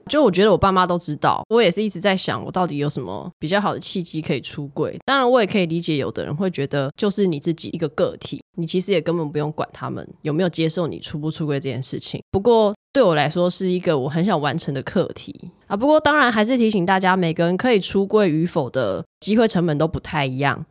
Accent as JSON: {"language": "Chinese", "town": "Tainan", "country": "Taiwan", "moved": "yes", "said": "虽然我是台南人"}